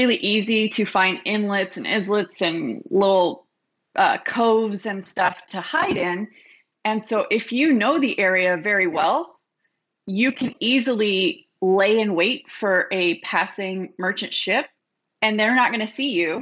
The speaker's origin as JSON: {"language": "English", "region": "North Carolina", "country": "United States", "tie": "born or raised there", "said": "Growing up in North Carolina, I went to the one there every year."}